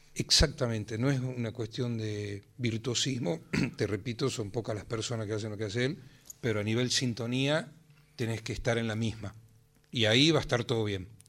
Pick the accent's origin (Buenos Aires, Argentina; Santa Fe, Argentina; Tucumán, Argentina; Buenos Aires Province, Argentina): Tucumán, Argentina; now in Salta, Argentina; yo soy tucumano, pero vivo en Salta.